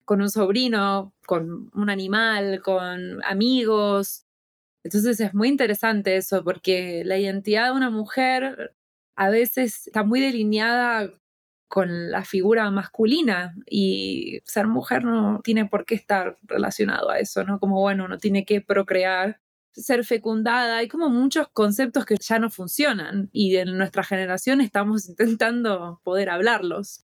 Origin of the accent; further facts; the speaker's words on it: Argentina; now in United States; como argentina